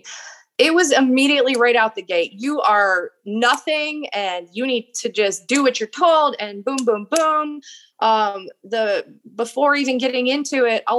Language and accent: English; Golden Valley, Minnesota, United States; I was born in Minnesota. I grew up starting out in Golden Valley, Minnesota.